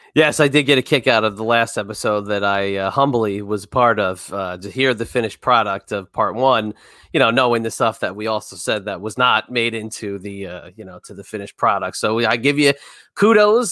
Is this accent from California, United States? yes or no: no; New Jersey, United States; We're all from Jersey